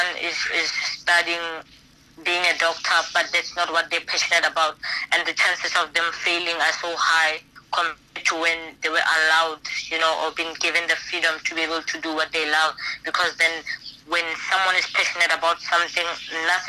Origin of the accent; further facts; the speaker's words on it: South Africa; moved away as an adult; now in China; the province where I come from South Africa